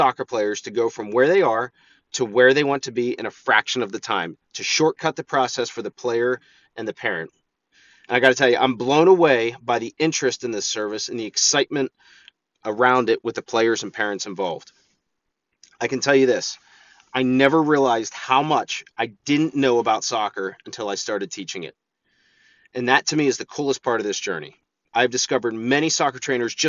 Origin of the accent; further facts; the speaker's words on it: Altoona, Pennsylvania, United States; I'm from Altoona, Pennsylvania